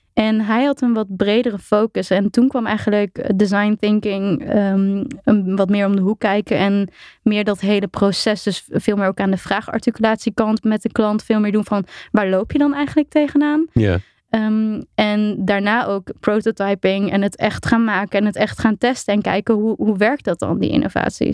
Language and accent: Dutch; Apeldoorn, Gelderland, Netherlands; Ik ben inderdaad ehm, opgegroeid in Apeldoorn.